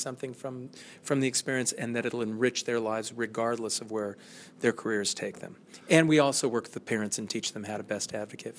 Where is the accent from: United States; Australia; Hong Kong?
United States; California; I come from California, and I don't care where you go.